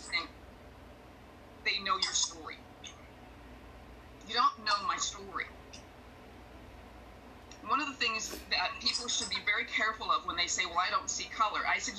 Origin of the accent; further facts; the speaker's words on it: Minneapolis, Minnesota, United States; moved away; that's my hometown